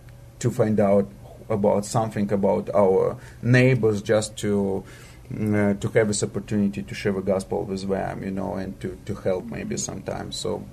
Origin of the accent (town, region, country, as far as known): Moldova; born or raised there